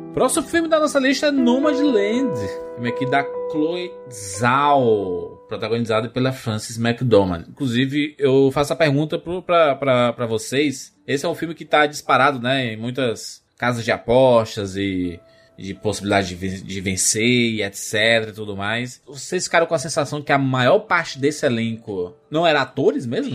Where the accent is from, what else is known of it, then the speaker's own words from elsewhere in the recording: Northeast Region, Brazil; a gente é nordestino